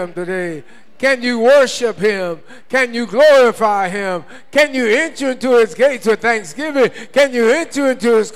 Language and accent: English; United States; When I was born in the United States of America, I became a United States of America citizen